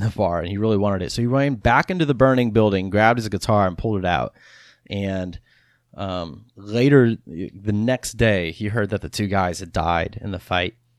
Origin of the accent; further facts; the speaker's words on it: Texas, United States; I'm from Austin, or not from Austin, I'm from Texas. I, I live in Austin now, but I'm from Texas, and so I grew up listening to …